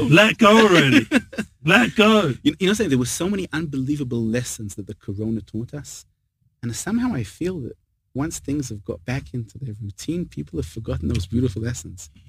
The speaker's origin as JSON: {"language": "English", "region": "England", "country": "United Kingdom", "moved": "yes", "lives_now": "Israel", "said": "I'm English"}